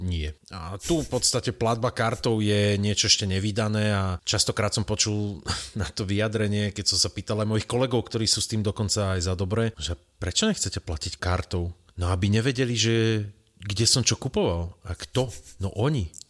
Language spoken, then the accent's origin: Slovak; Veľký Krtíš, Banská Bystrica Region, Slovakia; ja som z Veľkého Krtiša